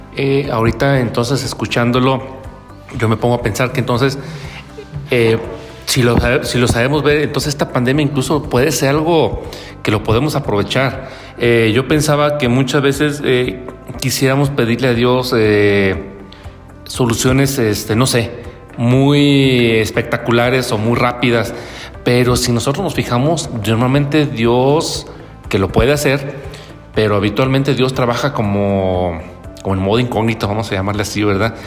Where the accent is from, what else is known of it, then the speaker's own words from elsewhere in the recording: Mexico; como mexicanos